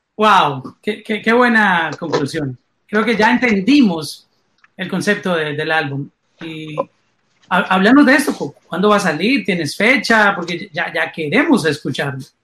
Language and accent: Spanish; Colombia; now in Miami, United States; como soy colombiano